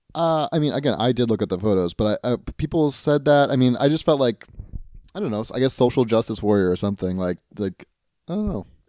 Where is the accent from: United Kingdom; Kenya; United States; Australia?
United States; I'm an American